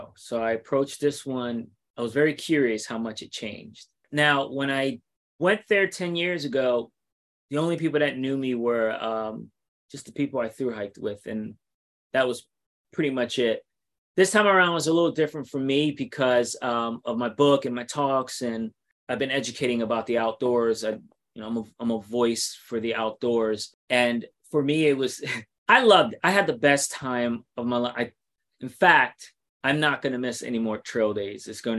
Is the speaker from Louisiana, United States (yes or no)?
no; New York City, New York, United States; I'm from New York City and I'm currently in Alabama writing my second book.